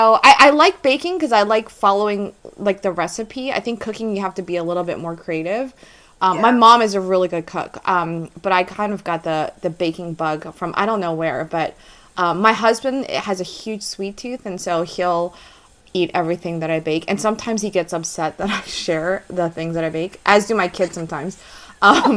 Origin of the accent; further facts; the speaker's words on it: Philadelphia, Pennsylvania, United States; now in near Baltimore, United States; I'm from Philly, so I'm a diehard Philly sports fan